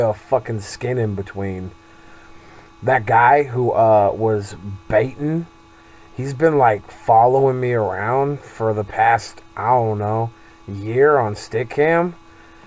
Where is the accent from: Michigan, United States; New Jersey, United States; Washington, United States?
Washington, United States; Seattle; I'm a Seahawks fan. I'm from Seattle.